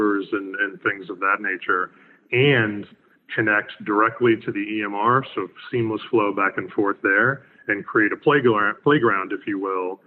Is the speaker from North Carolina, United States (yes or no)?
yes; Raleigh, North Carolina, United States; my hometown of Raleigh, North Carolina